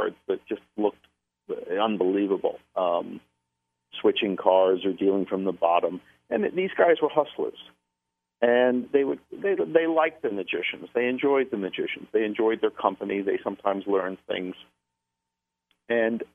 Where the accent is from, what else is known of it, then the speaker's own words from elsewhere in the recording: the New York area, United States; I'm from the New York area